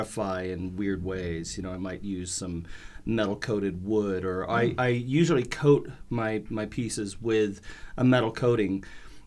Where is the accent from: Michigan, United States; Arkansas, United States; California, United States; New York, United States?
California, United States; Pleasanton; moved away as an adult; also born or lived in Washington, D.C. / Colorado / Los Angeles, California; now in Portland, United States; Pleasanton, California is where I grew up. Bay Area guy